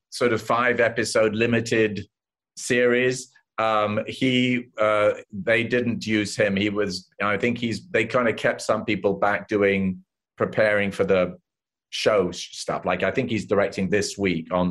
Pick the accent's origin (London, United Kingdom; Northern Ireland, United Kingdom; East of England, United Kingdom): London, United Kingdom; moved away as an adult; also born or lived in Los Angeles; I grew up in London in Chelsea